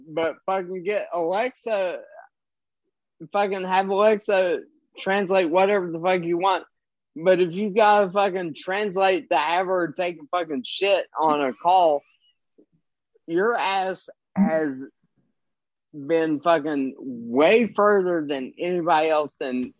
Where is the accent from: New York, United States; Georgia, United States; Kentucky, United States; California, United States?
Kentucky, United States; I grew up in Kentucky.